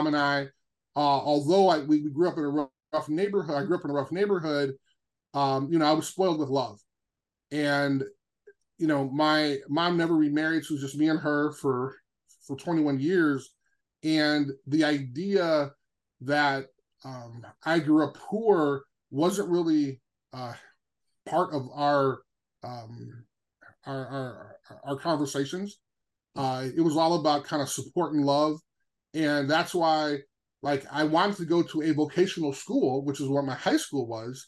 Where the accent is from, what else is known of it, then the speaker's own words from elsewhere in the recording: Chicago, Illinois, United States; growing up in Chicago was this amazing experience